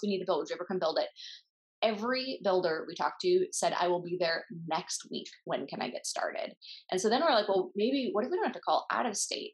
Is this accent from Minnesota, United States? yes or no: yes; Minnesota, United States; also born or lived in Kansas City; I grew up in Minnesota